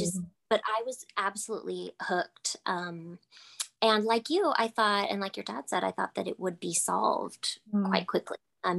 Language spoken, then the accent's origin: English; Texas, United States; I am a mom of three, married mom of three in Texas. I hail from the Lone Star State in the United States.